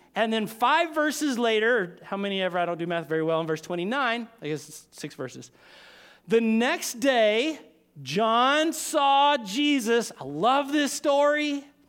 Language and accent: English; United States; we were raised in America, so, uh, most of us were raised in church